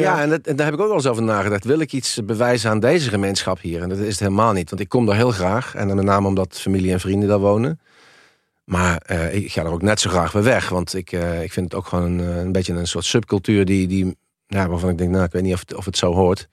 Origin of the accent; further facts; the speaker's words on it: Helmond, North Brabant, Netherlands; ik kom uit een, eh, nou, uit een eenvoudig arbeidersgezin uit Helmond, uit de Volkswijk. Eh, ik ben eh, met, met mijn zusje opgegroeid.